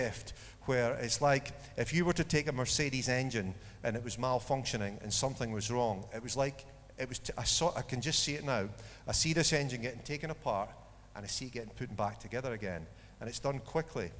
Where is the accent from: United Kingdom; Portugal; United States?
United Kingdom; Dundee, Scotland; I was born in Dundee